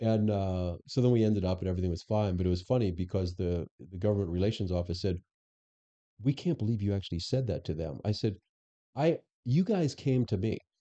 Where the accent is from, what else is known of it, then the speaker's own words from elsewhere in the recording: Florida, United States; also born or lived in Chicago; now in Arizona, United States; I'm actually born and raised in Florida